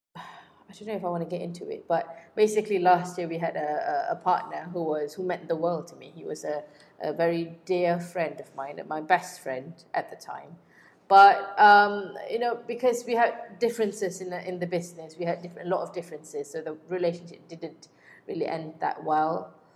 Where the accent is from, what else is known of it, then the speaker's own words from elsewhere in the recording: Kuantan, Pahang, Malaysia; moved away; I went back to my hometown in Kuantan